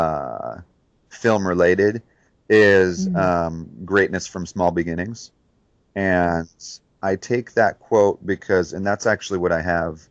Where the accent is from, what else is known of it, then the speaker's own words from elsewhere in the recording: Detroit, Michigan, United States; moved away; growing up in Detroit